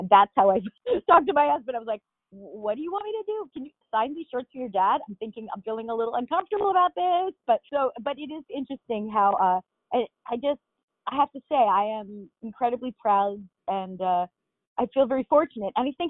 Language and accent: English; Long Island, New York, United States; I'm from Long Island originally.